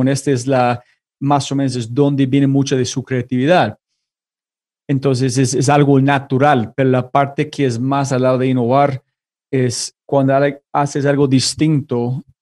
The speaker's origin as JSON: {"language": "Spanish", "country": "United States", "second_language": "Spanish", "moved": "yes", "lives_now": "La Ceja, Colombia", "said": "soy como una, un gringo viviendo en este momento en La Ceja, en Colombia"}